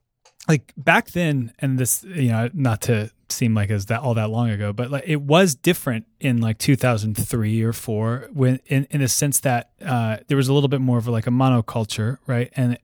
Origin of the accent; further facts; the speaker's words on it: East Coast, United States; I grew up there on the East Coast and then went to school on the East Coast too. Mm-hmm. And I moved out here in 2007.